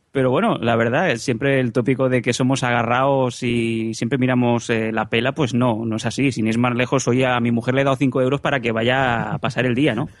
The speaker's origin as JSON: {"language": "Spanish", "region": "Catalonia", "country": "Spain", "said": "siendo catalán"}